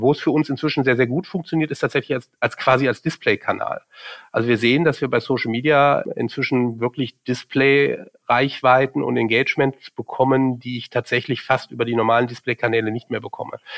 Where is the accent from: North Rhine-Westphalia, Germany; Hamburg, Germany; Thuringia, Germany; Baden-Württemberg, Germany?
North Rhine-Westphalia, Germany; Cologne; moved away as an adult; now in Munich, Germany; bin ich in Köln geboren und in Köln aufgewachsen